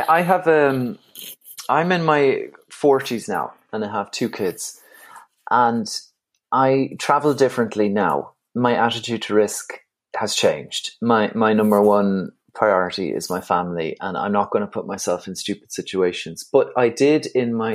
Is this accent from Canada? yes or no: no; Galway, Connacht, Ireland; accent: Irish; also born or lived in Dublin; now in Wicklow, Ireland; I'm born in Dublin, but I grew up in Galway, and now I'm living in Wicklow